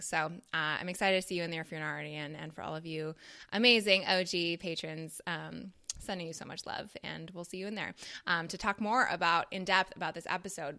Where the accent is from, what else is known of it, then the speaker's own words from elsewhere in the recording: Toronto, Ontario, Canada; moved away as an adult; now in United States; growing up in Toronto